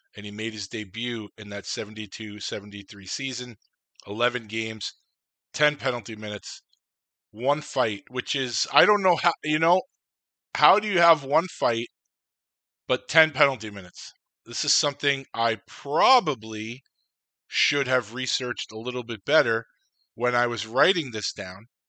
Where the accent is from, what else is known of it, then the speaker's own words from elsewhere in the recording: New York City, New York, United States; also born or lived in Long Island; as a kid growing up in Queens at the time, actually, before I moved to Long Island